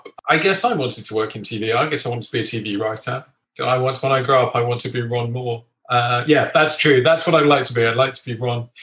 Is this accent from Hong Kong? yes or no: no; England, United Kingdom; I'm English